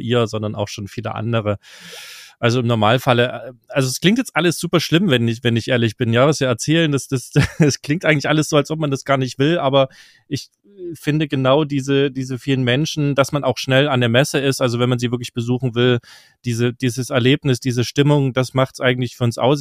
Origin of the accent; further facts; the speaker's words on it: East Germany, Germany; für mich als Ostdeutscher äh, ganz spannend, weil ich noch ein bisschen Russisch spreche